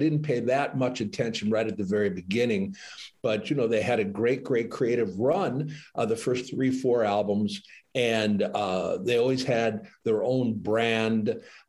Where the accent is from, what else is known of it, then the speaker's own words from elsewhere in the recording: Detroit, Michigan, United States; I feel a personal bias because I grew up in Detroit.